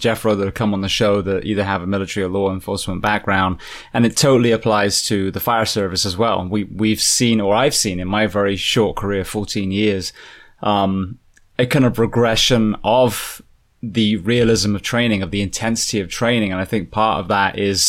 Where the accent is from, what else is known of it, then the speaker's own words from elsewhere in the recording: Ocala, Florida, United States; Ocala, my hometown of all places